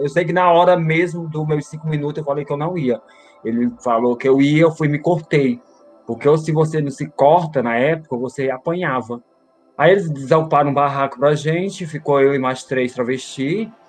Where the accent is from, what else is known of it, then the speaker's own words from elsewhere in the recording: Fortaleza, Ceará, Brazil; also born or lived in Belo Horizonte; now in São Paulo, Brazil; sou de Fortaleza, Ceará. Eu fui criada pela minha avó